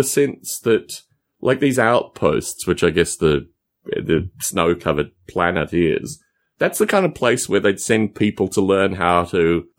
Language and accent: English; Australia; growing up in Australia, I love to get out of the cities and just go to these remote places.